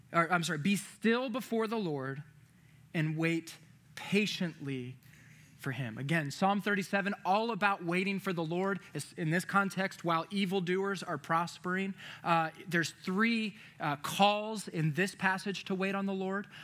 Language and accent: English; Virginia, United States; moved away; I'm from Virginia